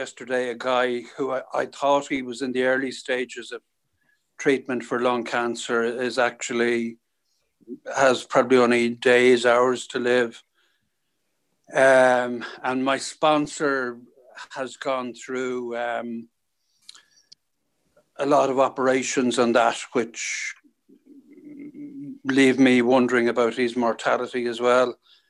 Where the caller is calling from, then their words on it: Dublin, Leinster, Ireland; I'm calling from Dublin in Ireland.